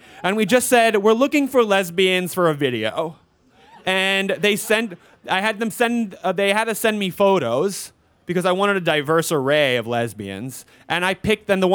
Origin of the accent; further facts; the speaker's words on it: New York City, New York, United States; I grew up in New York. I grew up in Forest Hills.